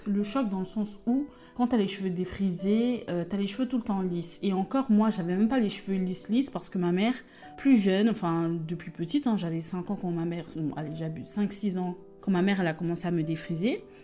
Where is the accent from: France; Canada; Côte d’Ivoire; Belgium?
Côte d’Ivoire; je suis ivoirienne, ma mère est ivoirienne, mon père est béninois